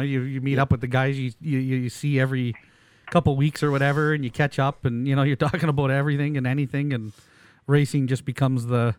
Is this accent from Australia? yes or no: no; Canada; we're Canadian